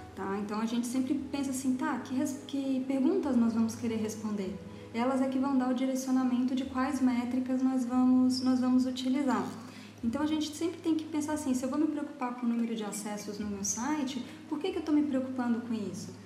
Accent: Florianópolis, Santa Catarina, Brazil; also born or lived in São Paulo; eu sou aqui de Florianópolis

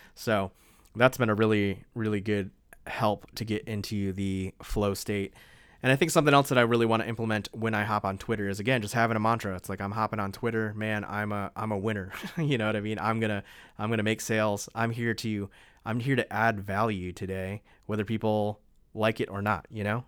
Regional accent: East Coast, United States; moved away as an adult; also born or lived in the South; now in Honolulu, United States; I grew up on the East Coast

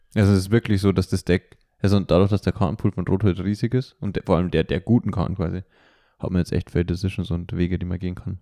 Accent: Germany; now in Vienna, Austria; ich bin ja eigentlich Deutscher

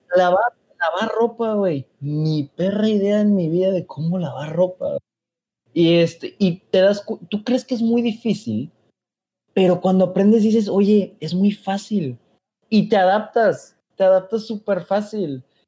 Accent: Mexico; moved away as an adult; now in Germany; como somos los mexicanos

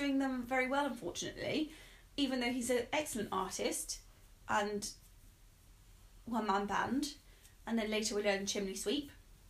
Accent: Bristol, South West England, United Kingdom; we're from Bristol in England

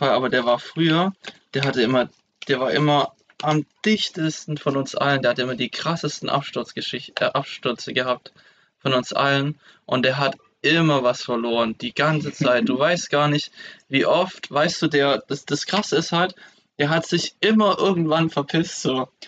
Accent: Esslingen, Baden-Württemberg, Germany; die haben den letzten Zug genommen zurück ähm, nach, nach Esslingen zu meiner Heimat.

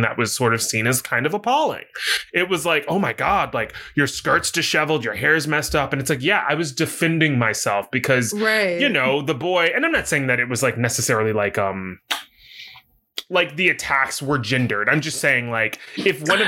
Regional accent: the South, United States; I grew up in the South

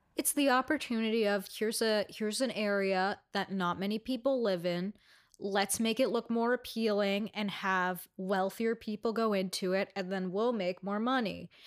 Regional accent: New York City, New York, United States; I'm from Astoria

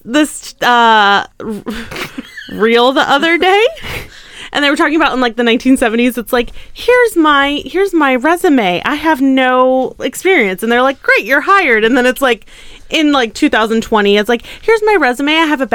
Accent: Ohio, United States; because I was born in Ohio.

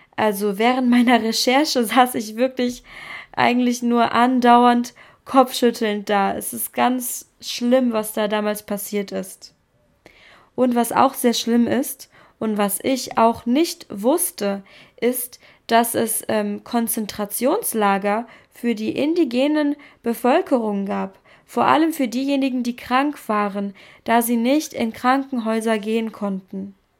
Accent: Germany; als Deutsche

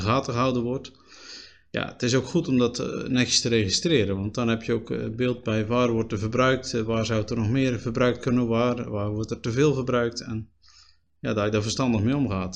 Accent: Spui, Zeeland, Netherlands; also born or lived in Axel; now in Terneuzen, Netherlands; ik ben opgegroeid op Spui, een klein gehuchtje. Ook in Zeeuws-Vlaanderen.

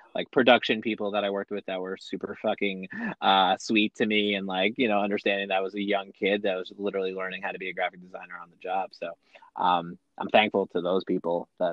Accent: Oceanside, New York, United States; also born or lived in Buffalo, New York; I grew up on Long Island, so that's a suburb of New York City, about 45 minutes from where I am right now. And so I've been a New Yorker my whole life

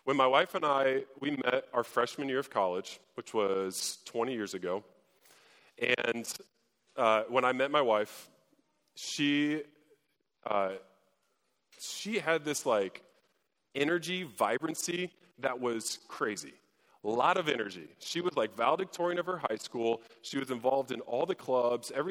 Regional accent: Fort Wayne, Indiana, United States; I grew up in Fort Wayne

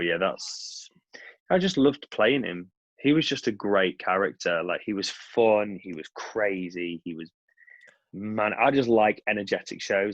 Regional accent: Cheshire, North West England, United Kingdom; moved away; I've got my mum and dad in you know in my hometown, and I can just go away and be in Cheshire.

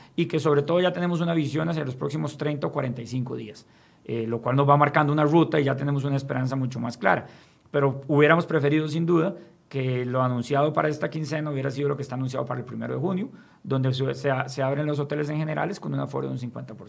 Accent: Costa Rica

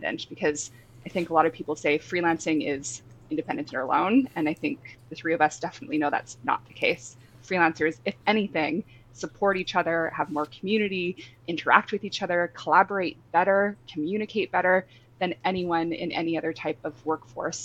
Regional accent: Canada; moved away as an adult; now in London, United Kingdom; I'm Canadian, living in London.

